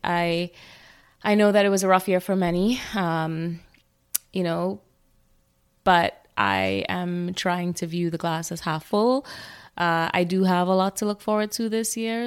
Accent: Trinidad & Tobago; growing up in Trinidad

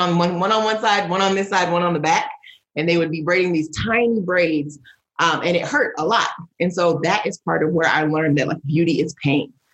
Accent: Midwest, United States; also born or lived in Northeast United States; now in Northeast, United States; I am a Nigerian American woman living in the United States, grew up in the Midwest, now living on the Northeast

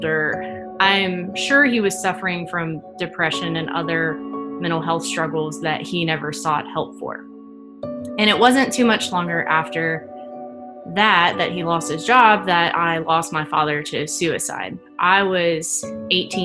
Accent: Rustburg, Virginia, United States; also born or lived in Snellville, Georgia; I was born just outside of Atlanta in a suburb called Snellville. My family moved to the Concord and Rustburg area when I was 8, and I've kind of been bouncing around the Lynchburg area since then

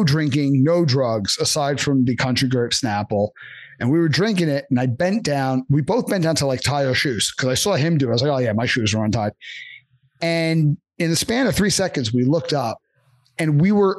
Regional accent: New York, United States; born or raised there; moved away

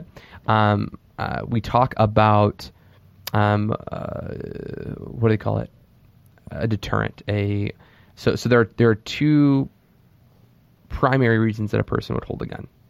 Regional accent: United States; we as Christians in America

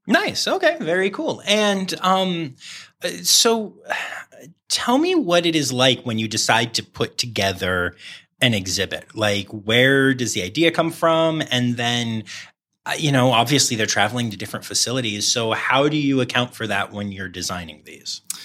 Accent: Harrisburg, Pennsylvania, United States; I grew up in the Harrisburg area

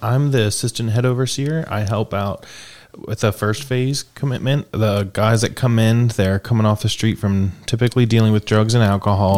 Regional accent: Pennsylvania, United States; also born or lived in South Carolina; now in Greeneville, United States; Originally, I'm from Pennsylvania.

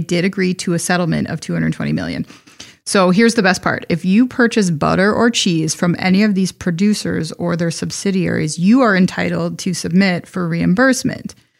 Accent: Wisconsin, United States; I'm from Wisconsin

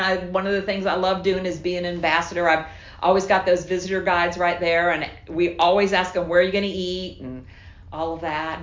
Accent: South Florida, United States; moved away as an adult; also born or lived in Quitman, Georgia; I'm from South Florida

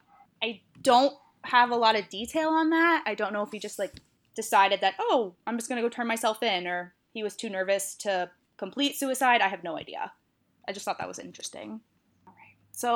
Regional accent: Whitman, Massachusetts, United States; Which is, yes, my hometown. A small town in South Shore, Mass, where no one knows.

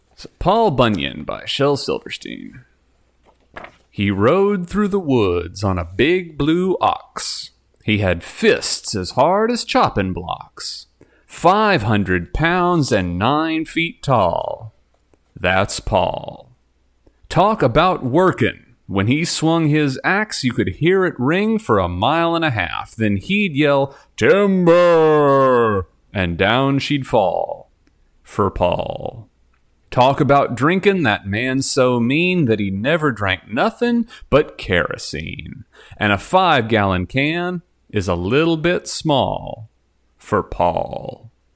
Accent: Texas, United States; moved away; I am from Texas

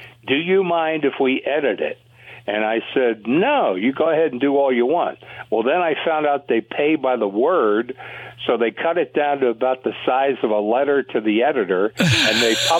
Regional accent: Philadelphia, Pennsylvania, United States; born or raised there; moved away; also born or lived in Denver, Colorado

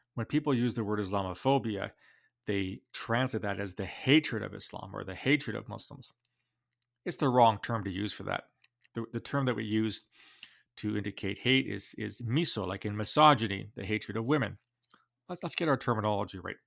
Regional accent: London, Ontario, Canada; my hometown of London, Ontario

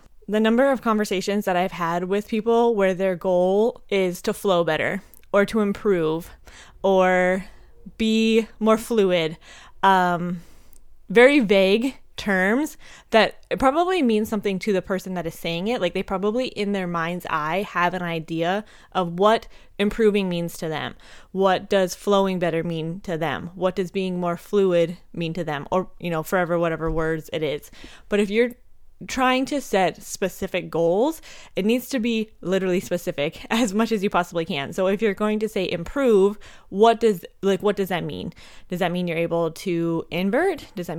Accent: Montana, United States; also born or lived in Minnesota; Fun fact for you, I am actually from Minnesota. I was born there. My parents moved me to Montana when I was just a little tiny baby, but my mom's entire family is from there.

